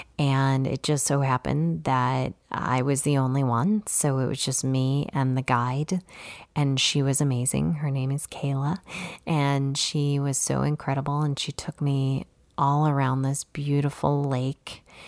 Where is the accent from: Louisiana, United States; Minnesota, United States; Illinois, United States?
Illinois, United States; Chicago; You know, I grew up in the city. I grew up in Chicago, so I was not a paddleboarder.